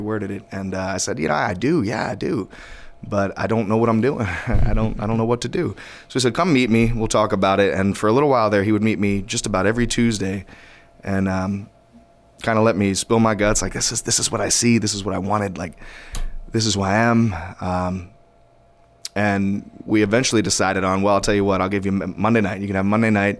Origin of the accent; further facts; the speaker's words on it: Hamilton Square, New Jersey, United States; I grew up in New Jersey